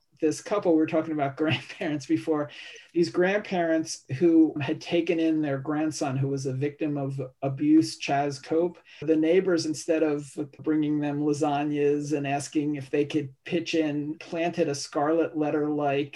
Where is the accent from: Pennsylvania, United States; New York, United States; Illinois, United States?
Pennsylvania, United States; Philadelphia; my hometown, Philadelphia